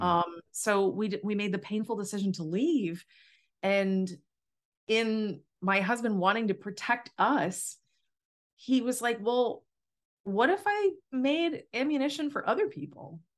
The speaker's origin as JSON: {"language": "English", "region": "Massachusetts", "country": "United States", "tie": "born or raised there", "said": "I grew up in Massachusetts"}